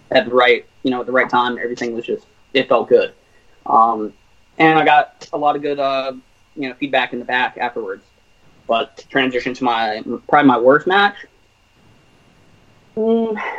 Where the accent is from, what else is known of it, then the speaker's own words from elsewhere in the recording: Virginia, United States; We're both from Virginia.